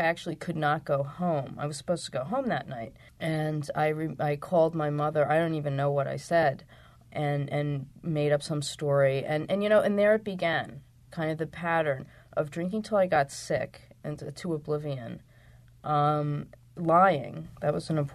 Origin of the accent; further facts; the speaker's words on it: outside of Philadelphia, Pennsylvania, United States; I grew up in Pennsylvania, outside of Philadelphia.